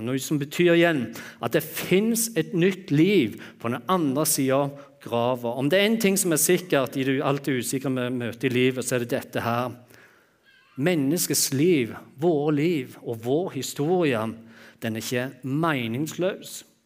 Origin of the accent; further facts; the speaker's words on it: Jæren, Rogaland, Norway; jeg er jærbu, og vi er vant å øse